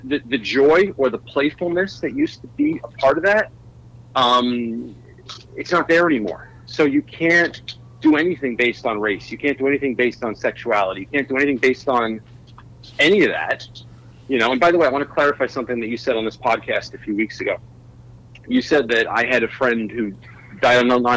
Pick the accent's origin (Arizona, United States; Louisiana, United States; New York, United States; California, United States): New York, United States; I grew up, I'm from New York